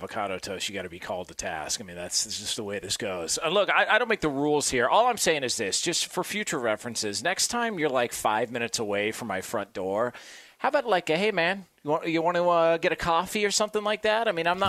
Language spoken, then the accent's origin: English; Thousand Oaks, California, United States; The mean streets, 1,000 Oaks, California